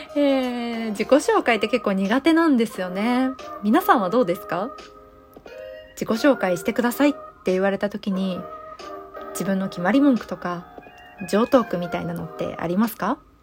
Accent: Osaka, Japan; accent: Kansai dialect; moved away as an adult; now in Kanto, Japan; 出身は大阪でして生まれも育ちも大阪です

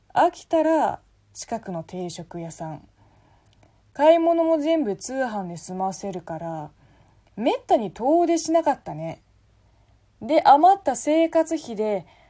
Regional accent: China; Japanese is a second language; moved away as an adult; now in Japan; 本国の大学を卒業して5年間いろんなところで働いてから日本に来た

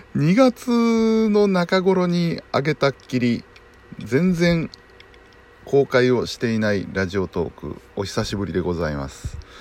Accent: Tatsuta River area, Nara, Japan; うちの地元になるんですが、竜田川

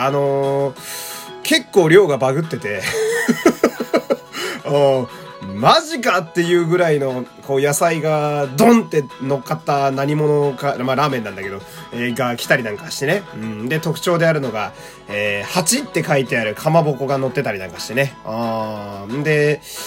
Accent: Fukui, Japan; 一応私、地元福井県なんですけど

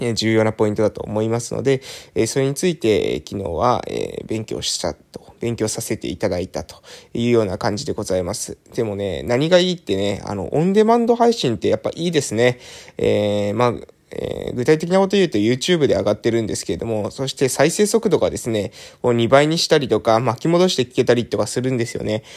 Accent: Kagoshima, Japan; 祖父祖母の時代からですね、父方も母方もですね、この、えー、地元の村出身

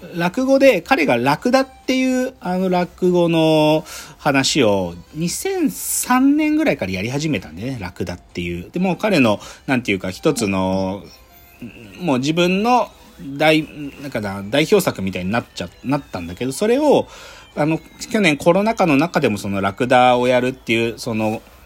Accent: Gunma, Japan; 僕群馬県出身

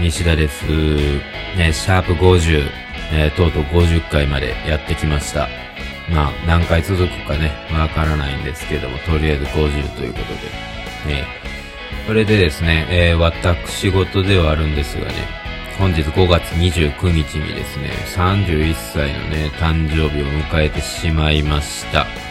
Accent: Kobe, Hyogo, Japan; 僕が神戸出身

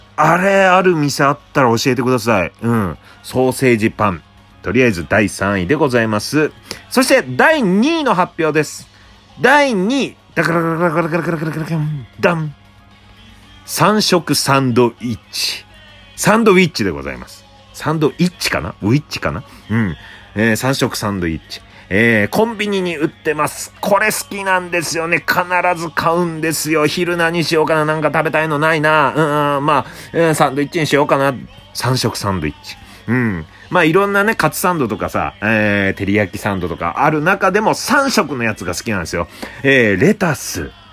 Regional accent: Obihiro, Hokkaido, Japan; now in Tokyo, Japan; 僕の出身地、帯広

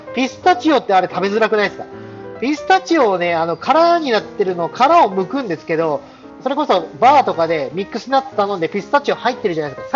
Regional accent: Tohoku, Japan; moved away as an adult; 僕の出身が東北っていうこともありまして

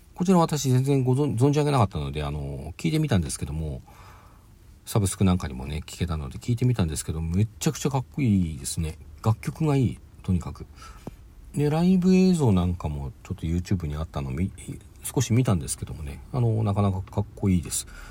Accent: Hokkaido, Japan; 私北海道出身なんで

